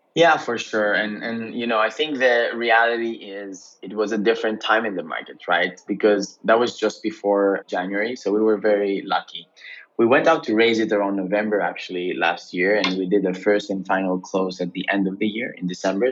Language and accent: English; Greece; moved away as an adult; also born or lived in Cambridge, United Kingdom; I was born and raised in Greece, uh, quite the international family though, and went to the UK initially to study in Cambridge